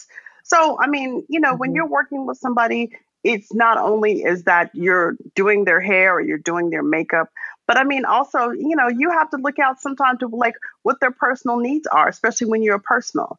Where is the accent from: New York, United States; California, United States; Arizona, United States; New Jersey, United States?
Arizona, United States; I'm a girl from Arizona.